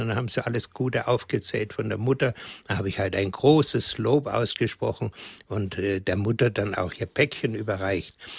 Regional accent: Bavaria, Germany; bei uns in Bayern

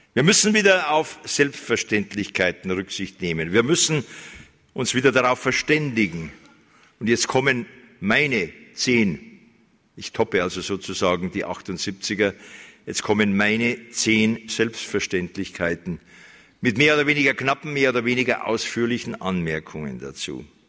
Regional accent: Germany; bei uns in Deutschland

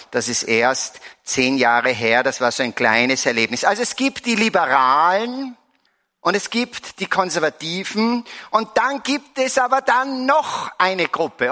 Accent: Salzburg, Austria; Ich komme aus Salzburg, bin seit vielen, vielen Jahren, seit eigentlich 30 Jahren hier in der Erzdiözese verankert

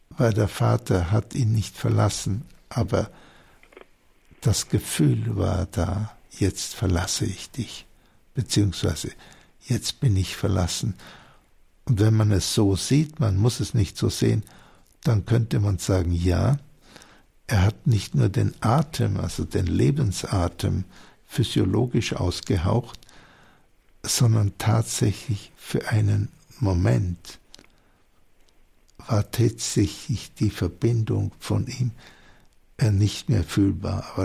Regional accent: Bavaria, Germany; sympathisch, ich bin ja selber Oberbayer, also das klingt für mich total vertraut.

